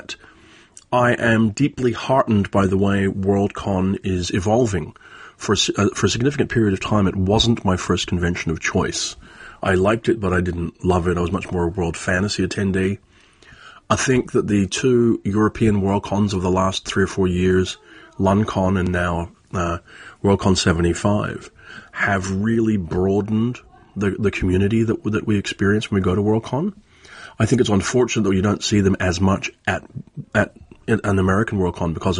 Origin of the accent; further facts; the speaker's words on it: Belfast, Northern Ireland, United Kingdom; moved away; I'm from Belfast, and I haven't been back to Ireland since 1993